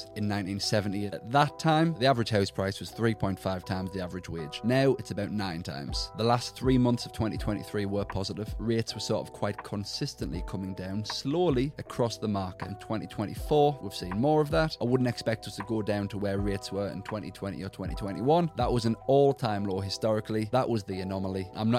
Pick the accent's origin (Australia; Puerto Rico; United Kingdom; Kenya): United Kingdom; Sunderland, North East England; So, I am from Sunderland, so in the northeast, sort of very typical working class average background. Mm. Both my parents from Sunderland or surrounding areas.